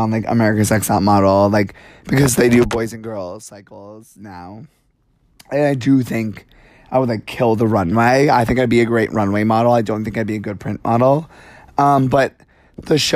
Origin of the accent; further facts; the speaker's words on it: New York City, New York, United States; I'm from New York, like, I would take the subway to high school and see drag queens